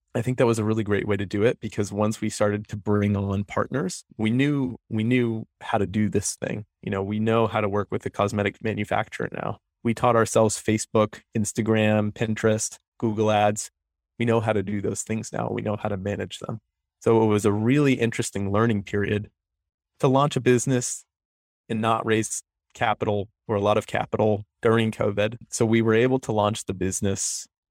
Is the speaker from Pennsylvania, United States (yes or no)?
no; Connecticut, United States; moved away as an adult; also born or lived in Orono, Maine; now in Portland, United States; I'm from Connecticut. I grew up there, came here for biomedical engineering undergrad